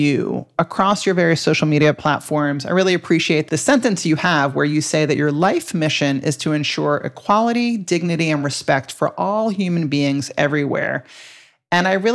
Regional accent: New York, United States; I grew up in New York in the 80s too

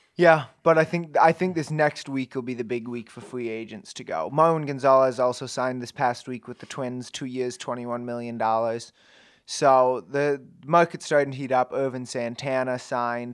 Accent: Minnesota, United States; now in Ames, United States; I grew up in Minnesota

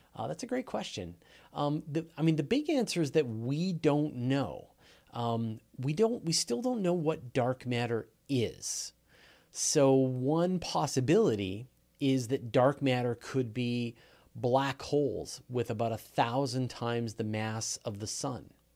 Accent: Canada; I'm Canadian

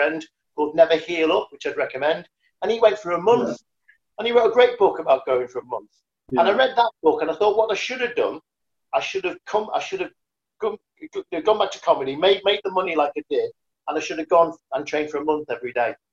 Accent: Liverpool, North West England, United Kingdom; moved away; I ran away from Liverpool. You know, I came from a background where no one did anything like

